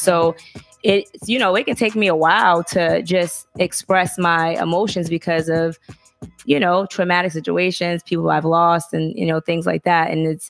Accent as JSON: {"language": "English", "town": "Boston", "region": "Massachusetts", "country": "United States", "tie": "born or raised there", "said": "I grew up in Boston and, you know, that's far away from Alabama."}